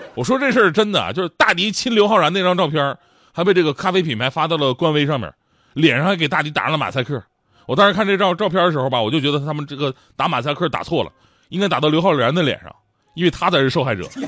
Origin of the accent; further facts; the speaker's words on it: Changchun, Jilin, China; 就在我们老家长春